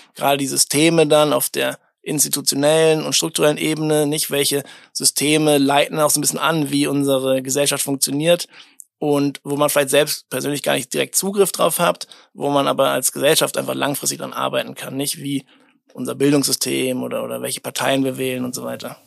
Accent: Berlin, Germany; wir kommen beide auch aus Berlin

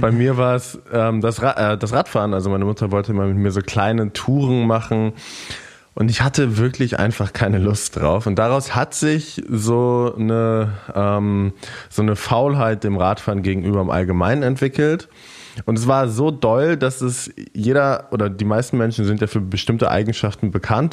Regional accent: near Lisbon, Portugal; moved away; Und ich bin in Portugal geboren, meine Eltern sind beides Deutsche, aber mein Dad hat länger in Portugal gearbeitet und dann bin ich da geboren

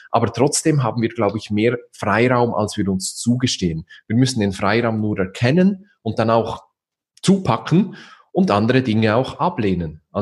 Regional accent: Switzerland; Also man braucht bei uns in der Schweiz sagt man so eine Auslegeordnung.

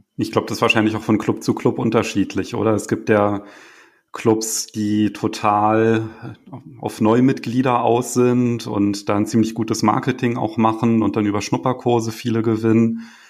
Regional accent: Berlin, Germany; als Berliner

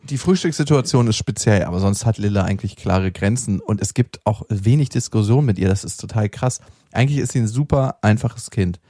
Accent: Berlin, Germany; in dem alten Park in Berlin, wo ich aufgewachsen bin

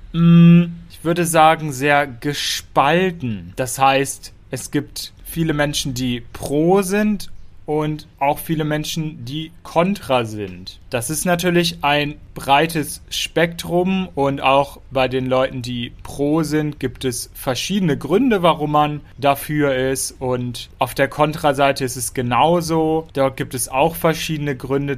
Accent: Lower Saxony, Germany; Niedersachsen mein Heimatbundesland ist. Ich komme aus Niedersachsen

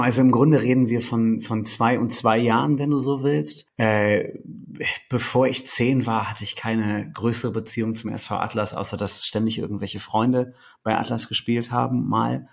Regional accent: Delmenhorst, Lower Saxony, Germany; moved away as an adult; now in Bremen, Germany; ich bin äh, gebürtiger Delmenhorster, bin in dieser Stadt auch aufgewachsen

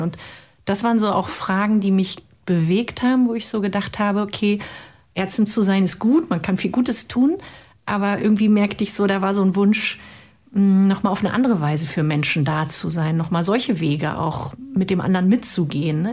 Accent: former East Germany, Germany; Ich komme aus der ehemaligen DDR

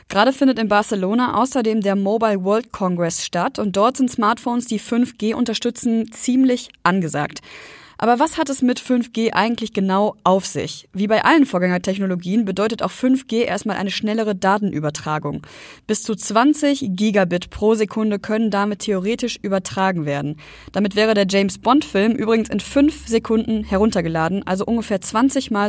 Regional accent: North Rhine-Westphalia, Germany; now in Düsseldorf, Germany; Wenn ich freitags von Düsseldorf in meine Heimat ins Sauerland mit dem Zug fahre

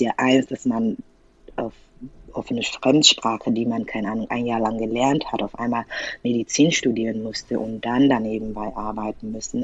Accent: Nigeria; German is a second language; moved away as an adult; now in Germany; ich komme aus Nigeria und da spricht man, also Ansprache ist ja Englisch.

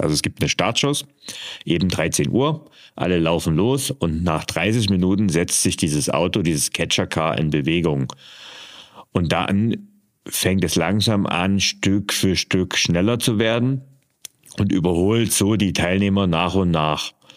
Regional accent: East Germany, Germany; ich bin äh, in der DDR geboren und aufgewachsen

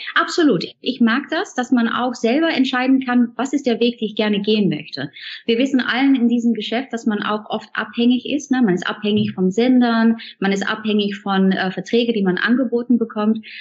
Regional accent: Netherlands; German is a second language; moved away; weil wir Holländer, wir machen das so gerne so morgens so, so Kaffee trinken. Kopje Koffee, sagen wir dann

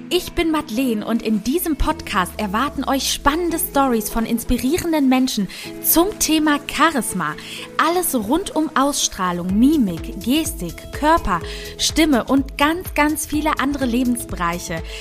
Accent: Hamburg, Germany; Bin 28 und ja, bin Hamburgerin.

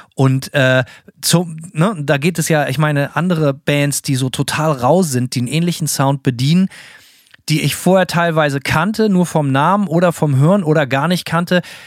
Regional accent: Bremen, Germany; für mich als Bremer

